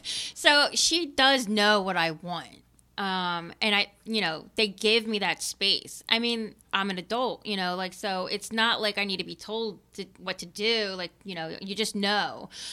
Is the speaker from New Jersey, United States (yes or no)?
no; Philadelphia, Pennsylvania, United States; I grew up living in Kensington